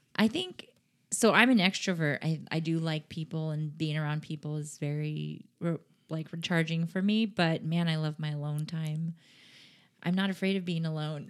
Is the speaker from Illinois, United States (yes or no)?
no; San Diego, California, United States; now in Sacramento, United States; I grew up in San Diego